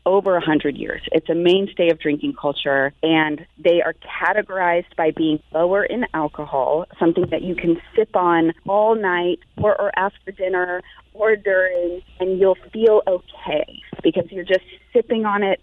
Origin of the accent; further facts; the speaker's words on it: New Bern, North Carolina, United States; moved away as an adult; also born or lived in Raleigh, North Carolina; now in Sonoma County, California, United States; I grew up in New Bern, and then I went to NC State